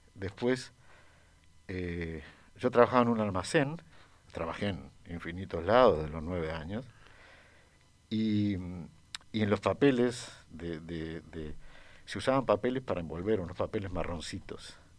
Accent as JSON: {"language": "Spanish", "country": "Uruguay", "tie": "born or raised there", "said": "yo crecí en Uruguay"}